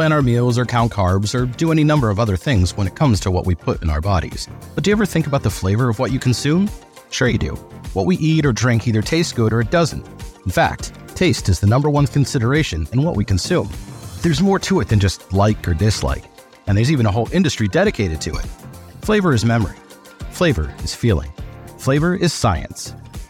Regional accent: Massachusetts, United States; Got it. Fellow New Englander. I'm from Massachusetts originally.

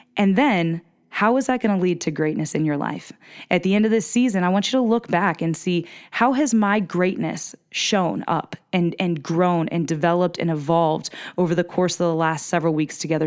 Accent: small town in northeastern Pennsylvania, United States; moved away; I'm from Pennsylvania, so I'm from the Keystone State, from a small town in northeastern P

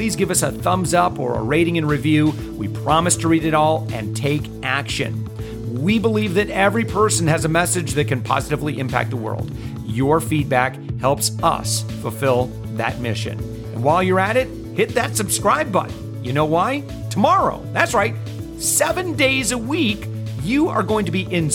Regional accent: near Portage/Kalamazoo, Michigan, United States; right near where my parents are, where I was raised

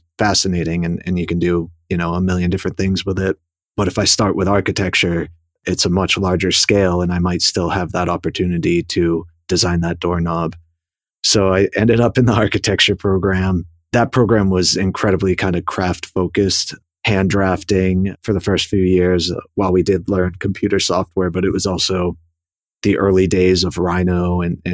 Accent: Boston, Massachusetts, United States; moved away as an adult; also born or lived in New York City, United States / St. Louis, United States; I was born in Boston and raised just outside the city

